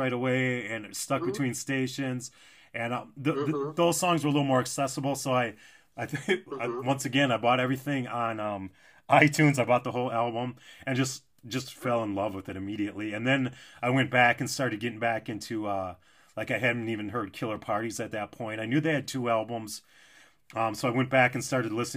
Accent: St. Paul, Minnesota, United States; I'm from St. Paul

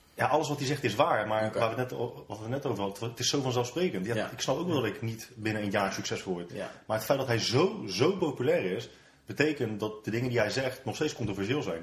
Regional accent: Netherlands; wij als Nederlanders, als nuchter Nederlanders

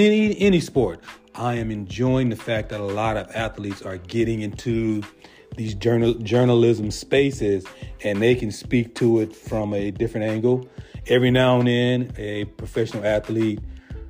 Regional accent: San Diego, California, United States; growing up in Southeast San Diego

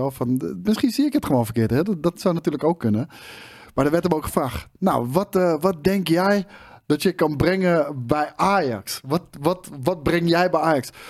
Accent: The Hague, South Holland, Netherlands; Ik kom uit Den Haag en eh, nou, dat is altijd haat en nijd natuurlijk

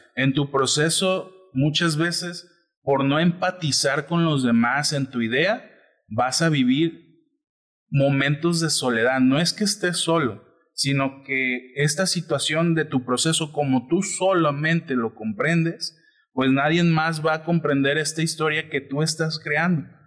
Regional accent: Colima, Mexico; Nosotros somos de Colima

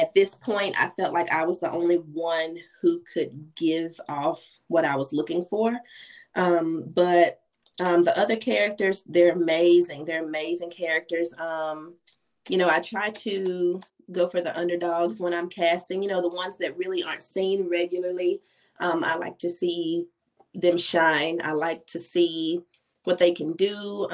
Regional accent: Oxford, Mississippi, United States; Oxford, Mississippi, which is my hometown

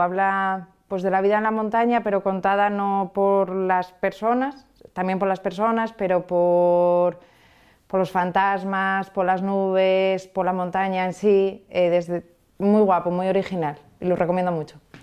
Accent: Porrúa, Asturias, Spain; Porrúa, que es, es mi pueblo

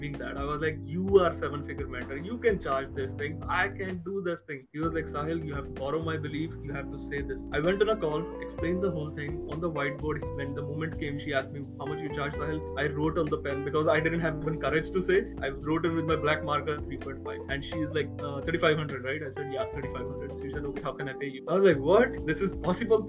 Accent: India; being an Indian

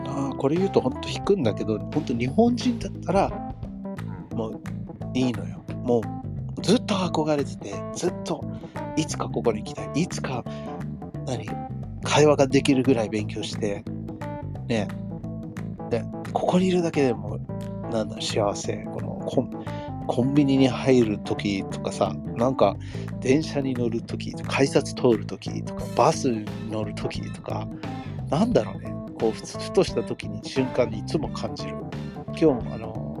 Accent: Los Angeles, California, United States; moved away as an adult; now in Japan; 僕らアメリカ人

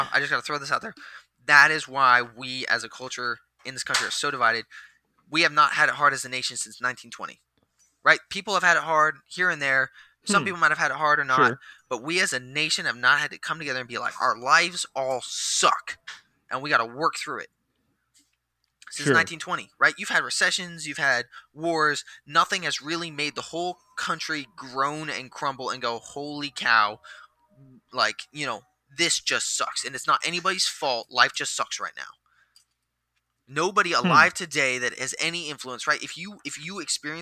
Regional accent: Washington, United States; moved away; I'm from Washington State, but the boonies of Washington State

